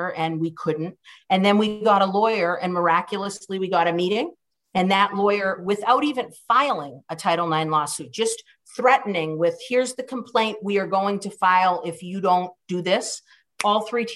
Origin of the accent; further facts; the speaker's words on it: Cambridge, Massachusetts, United States; also born or lived in Boston; I was born in Boston, but I was raised in Cambridge